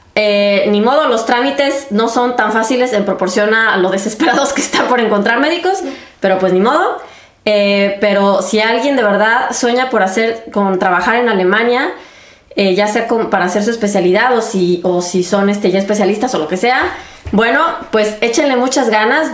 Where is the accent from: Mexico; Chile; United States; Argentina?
Mexico; moved away as an adult; now in Germany; yo soy de México